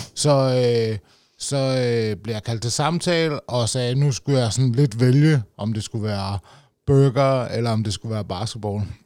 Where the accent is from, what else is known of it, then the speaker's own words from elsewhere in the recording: Roskilde, Zealand, Denmark; jeg stammer fra, jeg kan også godt høre det, i Roskilde.